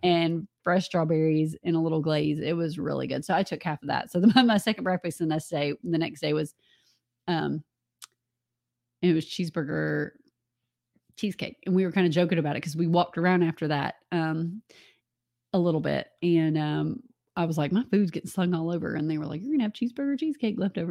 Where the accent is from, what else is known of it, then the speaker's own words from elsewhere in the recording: Atlanta, Georgia, United States; I grew up in Atlanta. We use MARTA